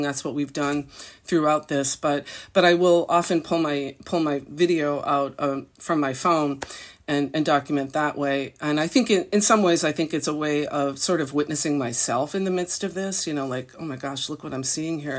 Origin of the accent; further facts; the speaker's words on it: Massachusetts, United States; moved away; also born or lived in New York City; I grew up in a small town in Massachusetts